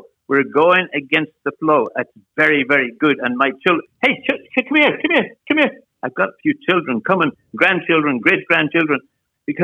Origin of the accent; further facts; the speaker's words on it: Ireland; I'm from Ireland. I'm from Ireland.